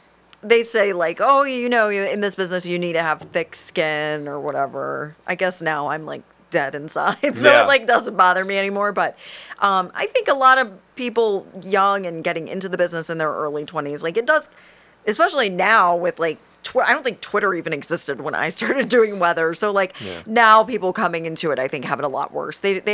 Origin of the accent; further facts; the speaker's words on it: Southern United States, United States; Which, like, okay, I'm from the South, so like, yes, I've mostly gotten rid of most of my accent if I'm not drinking.